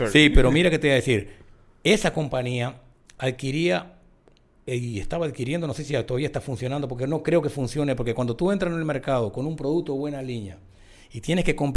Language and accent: Spanish; Dominican Republic; Como buen dominicano, que no busquen el picapoche y que coman plátano con frito con, arroz.